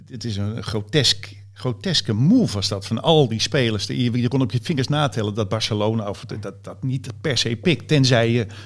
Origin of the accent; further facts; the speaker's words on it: Netherlands; moved away as an adult; now in Spain; nou ja, ik zeg gewoon al 34 jaar in Spanje.